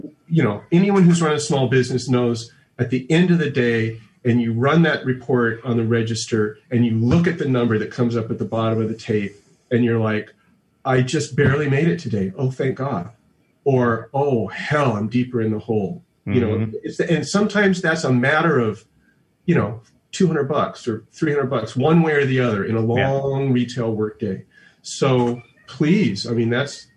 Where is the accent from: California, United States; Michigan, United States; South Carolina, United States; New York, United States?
California, United States; Southern; now in Brooklyn, United States; I'm a child of the suburbs. My family's from West Texas. I'm from Southern California